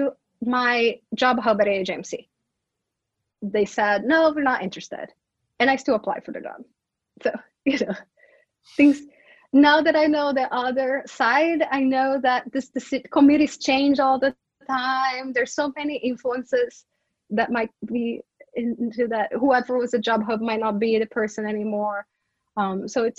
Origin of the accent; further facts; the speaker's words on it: Brazil; English is a second language; moved away as an adult; now in United States; all my students know I'm from Brazil, and I'm the Brazilian person who brings up Brazil up all the time